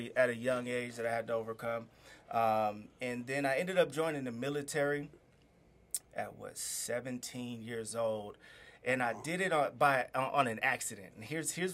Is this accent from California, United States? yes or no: yes; Inland Empire and Los Angeles, California, United States; I grew up between the Inland Empire and L.A.